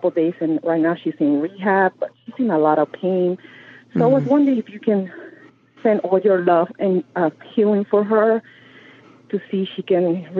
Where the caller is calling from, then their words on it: Marlton, New Jersey, United States; I'm calling from New Jersey. I'm in Marlton